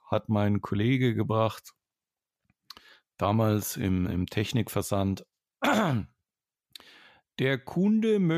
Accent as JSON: {"language": "German", "area": "Franconia", "region": "Bavaria", "country": "Germany", "accent": "Franconian", "said": "ich bin Franke. Ich bin ja kein Bayer."}